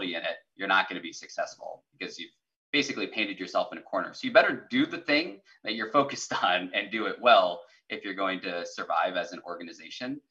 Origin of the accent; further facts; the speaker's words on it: South Dakota, United States; moved away; I grew up in South Dakota, which is all rural, but yeah. My hometown was 450 people